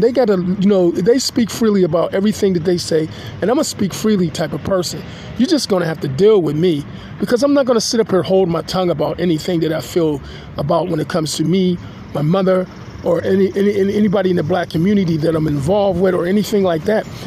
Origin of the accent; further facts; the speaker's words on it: Pittsburgh, Pennsylvania, United States; I'm a Pittsburgher, I'm a Pennsylvanian, and I'm an American citizen